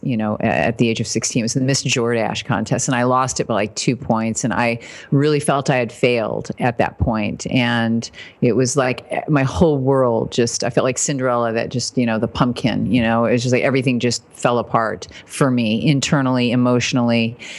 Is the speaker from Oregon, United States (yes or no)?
no; Fort Wayne, Indiana, United States; moved away; I was raised in Indiana, Fort Wayne, so Midwest